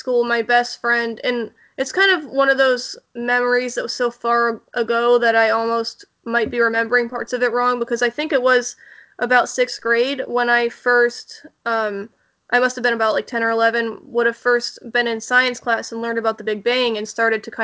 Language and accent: English; Pittsburgh, Pennsylvania, United States; I'm from Pittsburgh